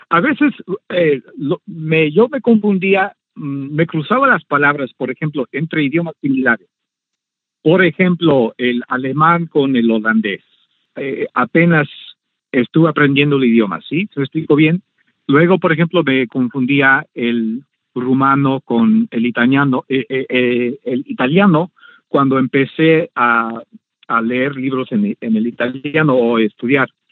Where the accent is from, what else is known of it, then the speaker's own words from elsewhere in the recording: Mexico; also born or lived in Orizaba, Veracruz; now in Washington DC, United States; yo no crecí con ese idioma en México